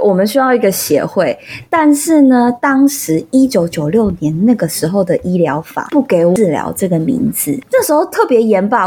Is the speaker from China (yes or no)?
no; Taiwan; 我们台湾人